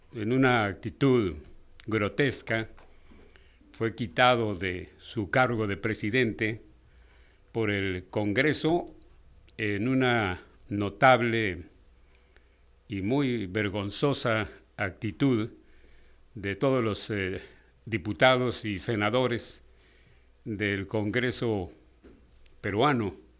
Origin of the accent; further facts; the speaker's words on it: Mexico; cómo somos los mexicanos.